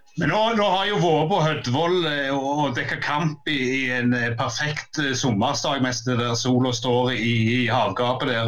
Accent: Jæren, Rogaland, Norway; den kulturen jeg vokste opp med på Jæren

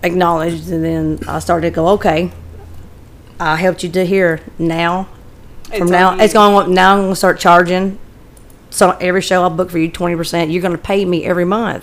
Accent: Nashville, Tennessee, United States; also born or lived in Berry Hill, Tennessee / Antioch, Nashville; I was born and raised in Woodbine

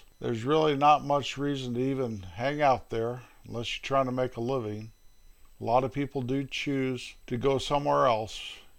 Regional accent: north central Rocky Mountains, Colorado, United States; up in the north central Rocky Mountains where my hometown is located.

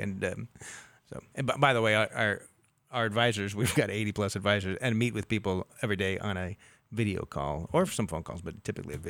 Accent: Southern California, United States; moved away as an adult; now in Sacramento, United States; And I've lived in the Sacramento area for 30 years, grew up in Southern California

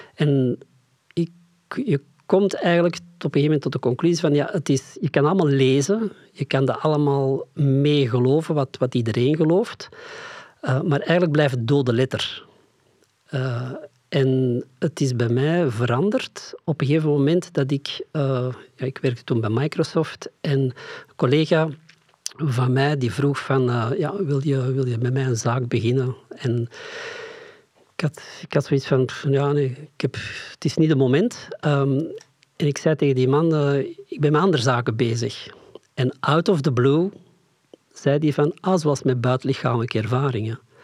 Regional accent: Flanders, Belgium; ons verleden, het stuk Vlaanderen

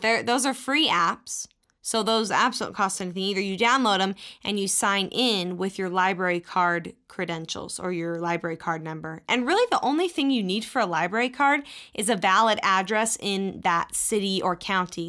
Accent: Texas, United States; moved away as an adult; when I was growing up in Texas

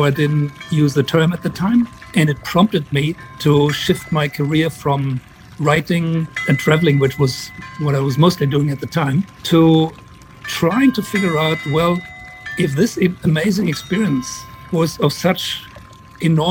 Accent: Frankfurt, Hesse, Germany; Frankfurt, which was my hometown.

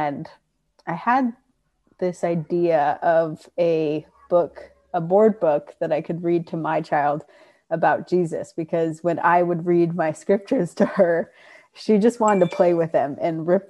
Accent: Rancho Cucamonga, California, United States; I was born and raised in Rancho Cucamonga

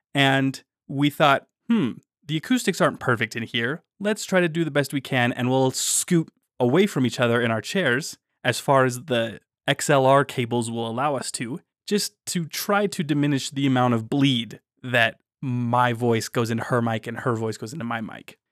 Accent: Utah, United States; growing up in Utah

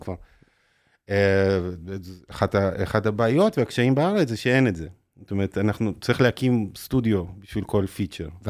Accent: Haifa, Haifa District, Israel; גדלתי בחיפה

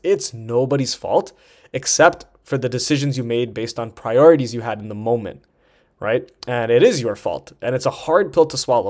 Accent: Toronto, Ontario, Canada; moved away as an adult; also born or lived in Vancouver; I'm from Toronto and I was living, living in Vancouver at the time.

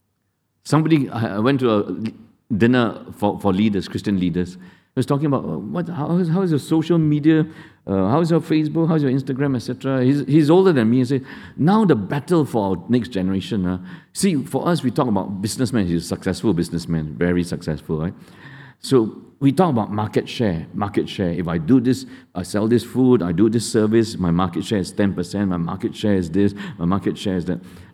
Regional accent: Malaysia; I'm Indian. But I grew up among Indians and Malays in Malaysia more than you.

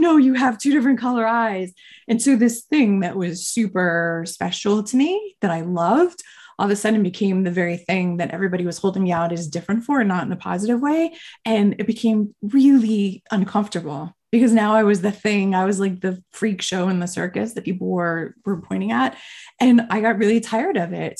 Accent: Miami, Florida, United States; moved away as an adult; also born or lived in Boston; I grew up in Miami my whole life

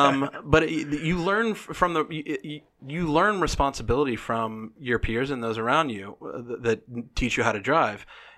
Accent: the South, United States; I'm from the South. My daddy and my grandpa taught me how to fire a weapon.

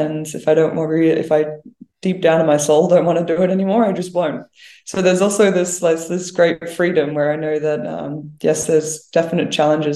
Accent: Brisbane, Queensland, Australia; moved away as an adult; now in Canberra, Australia; I'm from Brisbane originally

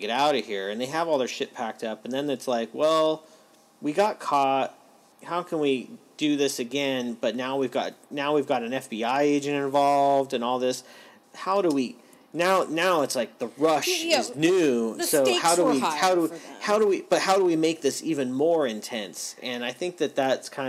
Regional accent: California, United States; growing up in California

